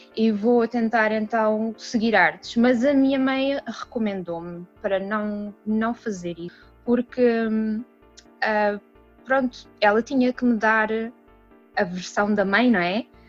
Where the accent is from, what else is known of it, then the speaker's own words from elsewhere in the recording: Portugal; moved away as an adult; also born or lived in Washington DC, United States; now in United States; sou portuguesa